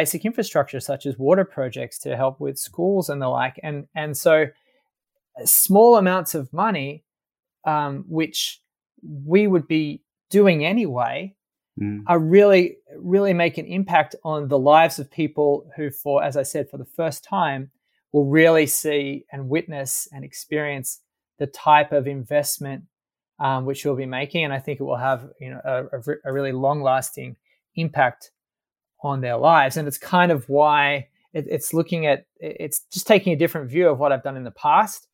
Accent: Sydney, New South Wales, Australia; moved away as an adult; also born or lived in Washington, D.C. / Paris; My background, I'm from Sydney

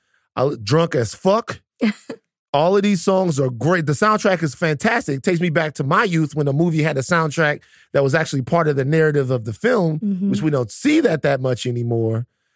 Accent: Baton Rouge, Louisiana, United States; I am from Baton Rouge, Louisiana.

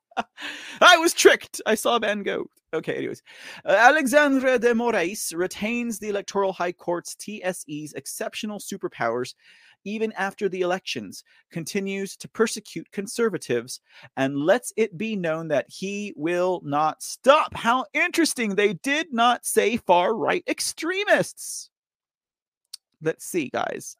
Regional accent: Texas, United States; I'm from Texas

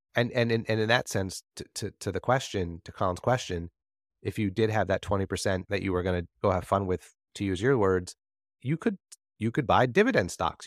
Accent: New Jersey, United States; I'm from New Jersey

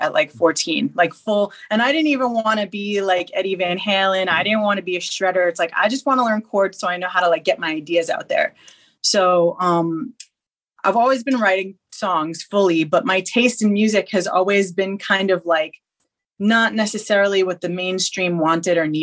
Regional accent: Long Island, New York, United States; I'm from Long Island, New York

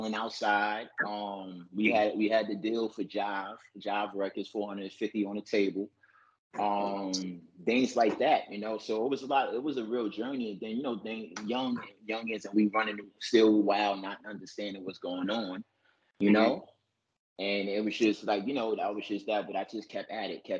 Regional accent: New York City, New York, United States; I'm from New York City, born and raised, Harlem, Brooklyn, Bronx

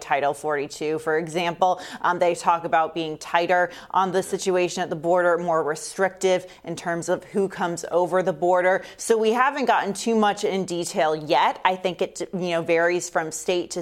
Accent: Central Florida, United States; I'm from Florida, for example, grew up in Central Florida.

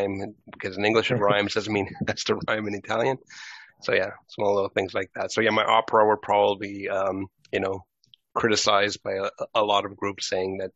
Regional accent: Canada; I was born in Canada.

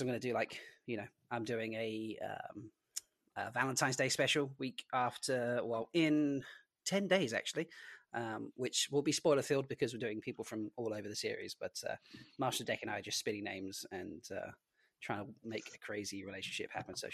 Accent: Isle of Man

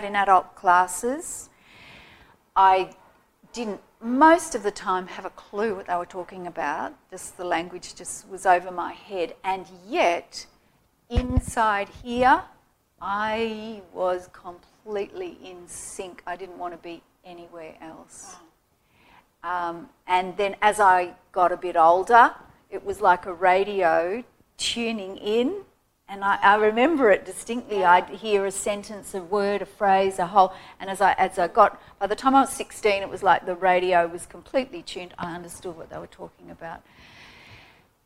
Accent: Sydney, New South Wales, Australia; myself and my siblings, we were all born and raised in Sydney

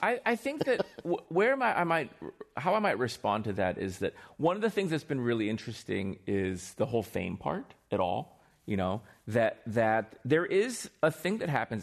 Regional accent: Northern Virginia, United States; also born or lived in Seoul, Korea; I grew up in Northern Virginia

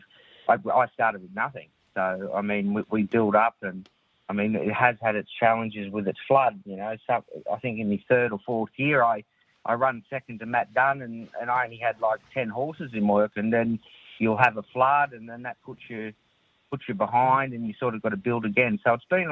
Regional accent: Ballina, New South Wales, Australia; also born or lived in Sydney / Gosford; I grew up mainly in Ballina

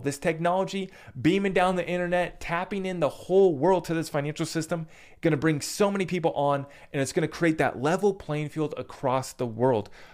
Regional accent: United States; as an American

